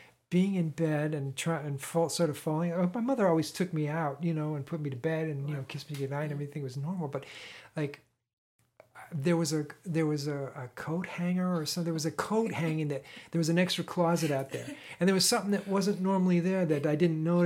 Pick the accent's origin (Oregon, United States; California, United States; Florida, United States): California, United States; San Diego; I grew up in the San Diego area, and we lived in an area called Mission Beach, right on the beach